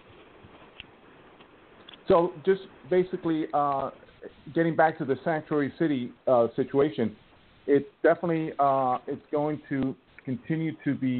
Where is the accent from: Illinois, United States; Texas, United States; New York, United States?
New York, United States; New York City; I grew up in New York City